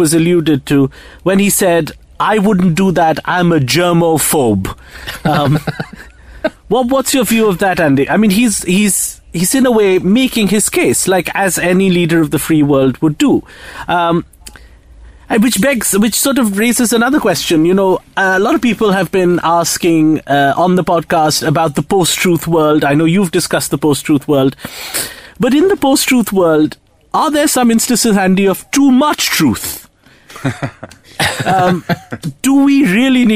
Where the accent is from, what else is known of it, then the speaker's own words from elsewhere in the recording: India; I'm Indian